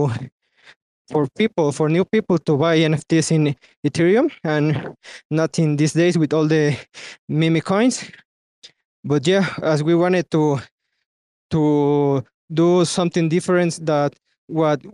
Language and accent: English; Mexico; I'm myself from Mexico